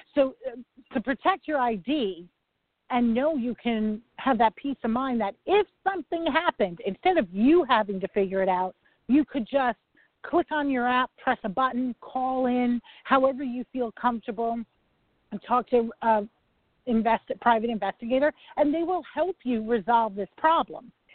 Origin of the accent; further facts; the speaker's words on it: New York, United States; I'm a New Yorker